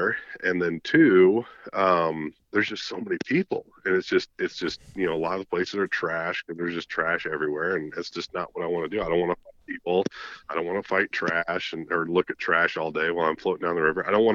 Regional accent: Illinois, United States; I'm from Illinois

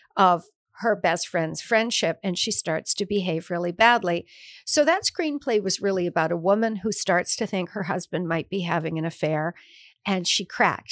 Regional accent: Detroit, Michigan, United States; moved away; also born or lived in Watch Hill, Rhode Island; I'm from Detroit.

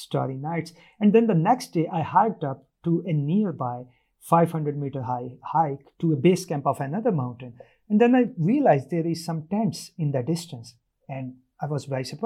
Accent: Pakistan

